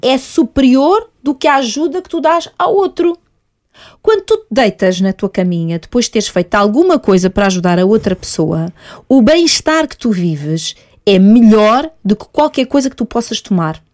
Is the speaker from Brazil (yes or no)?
no; Portugal; also born or lived in Mozambique; eu sou portuguesa, não nasci em Moçambique